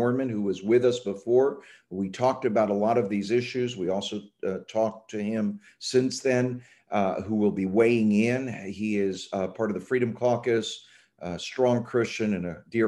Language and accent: English; Cuba; now in United States; I was born in Cuba in 1960